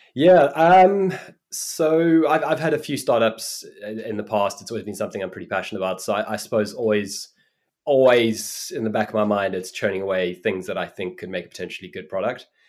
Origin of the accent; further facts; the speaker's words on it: Cape Town, Western Cape, South Africa; moved away; also born or lived in New York; I grew up in Cape Town in South Africa